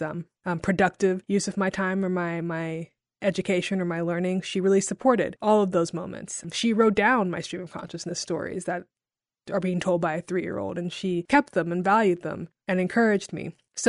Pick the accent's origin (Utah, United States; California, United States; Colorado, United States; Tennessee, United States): Tennessee, United States; Jackson; also born or lived in Chicago; now in Memphis, United States; Well, I grew up in Jackson, Tennessee, which is about an hour outside of Memphis, and that's where I lived most of my life, all the way up until college